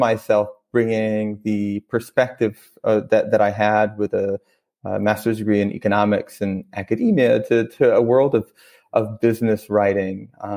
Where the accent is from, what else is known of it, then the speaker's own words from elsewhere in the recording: Maine, United States; moved away as an adult; also born or lived in Brooklyn, New York / Ithaca, New York / Ethiopia; I grew up in Maine